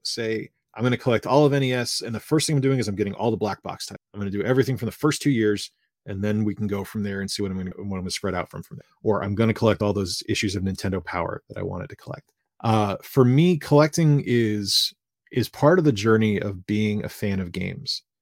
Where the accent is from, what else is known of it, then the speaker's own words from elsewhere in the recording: Fall River, Massachusetts, United States; I grew up in Fall River, Massachusetts